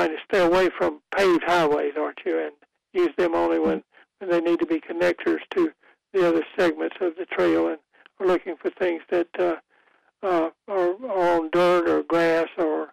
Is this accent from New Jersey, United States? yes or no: no; Goldsboro, North Carolina, United States; I grew up in Goldsboro